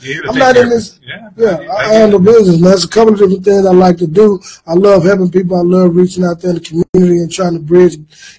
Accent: Austin, Texas, United States; born and raised in Austin, Texas

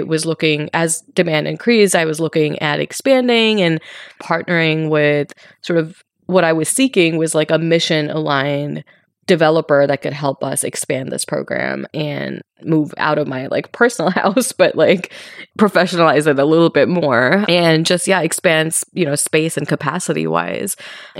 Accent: Mumbai, Maharashtra, India; moved away as an adult; now in United States; So I was born and raised in Mumbai in India, and I moved to the US for college.

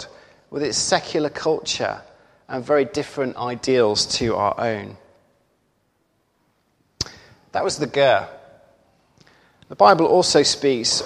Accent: United Kingdom; It's right and good for us to value our identity as Brits

